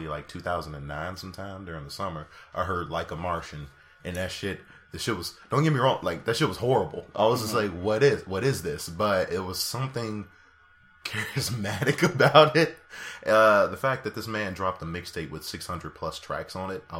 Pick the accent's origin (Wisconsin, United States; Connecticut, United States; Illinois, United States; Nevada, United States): Illinois, United States; Chicago; I am from Chicago